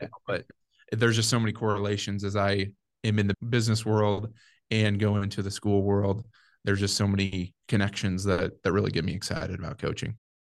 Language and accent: English; Nebraska, United States; Ended up moving back to my hometown